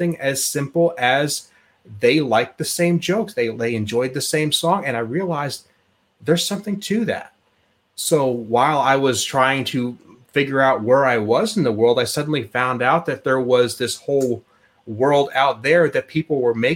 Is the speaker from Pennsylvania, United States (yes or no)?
yes; Pennsylvania, United States; moved away as an adult; also born or lived in Oklahoma; I was born in Pennsylvania, grew up there, spent most of my life, and then early on after graduation decided I wanted to move to Oklahoma